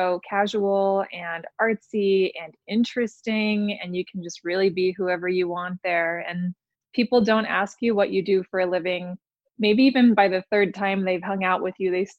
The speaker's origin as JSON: {"language": "English", "town": "Los Angeles", "region": "California", "country": "United States", "tie": "born or raised there", "also_born_or_lived": "Santa Barbara / Newport Beach / Taiwan / Berlin, Germany", "moved": "as an adult", "lives_now": "Reno, United States", "said": "I grew up in Greater Los Angeles"}